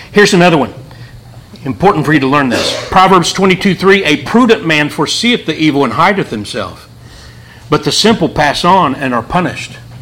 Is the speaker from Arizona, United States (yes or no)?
no; Wheelersburg, Ohio, United States; also born or lived in Portsmouth, Ohio; I'm from Portsmouth, Ohio, Wheelersburg, Ohio